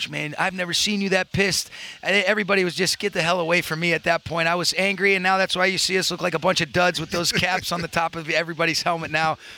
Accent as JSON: {"language": "English", "town": "Detroit", "region": "Michigan", "country": "United States", "said": "Well, I'm from Detroit"}